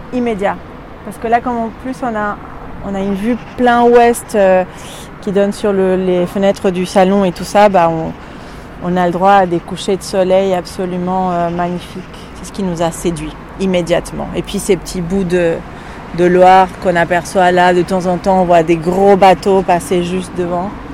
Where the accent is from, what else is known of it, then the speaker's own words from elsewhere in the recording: Buenos Aires, Argentina; moved away as an adult; also born or lived in Paris, France; now in Nantes, France; Je suis née en Argentine il y a 40 ans, à Buenos Aires. Et en 2021, j'ai fêté mes premières 20 années de vie en France.